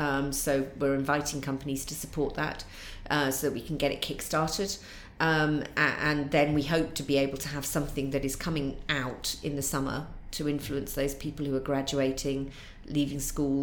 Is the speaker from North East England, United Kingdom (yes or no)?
yes; North East England, United Kingdom; accent: Mackem; And Durham doesn't have a really strong accent, but it has got quite a strong dialect.